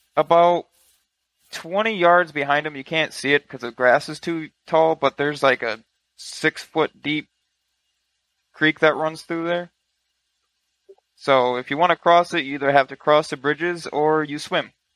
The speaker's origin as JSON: {"language": "English", "region": "Michigan", "country": "United States", "said": "I'm from Michigan"}